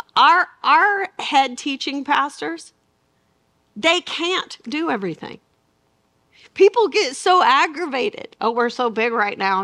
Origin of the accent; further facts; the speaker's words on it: Arkansas, United States; I'm from Arkansas